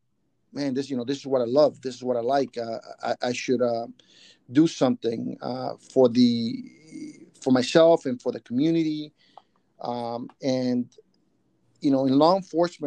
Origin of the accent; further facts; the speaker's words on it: San Salvador, El Salvador; also born or lived in Ataco, El Salvador; now in San Francisco Bay Area, United States; I grew up in El Salvador during the Civil War back in the 80s, and we fled the country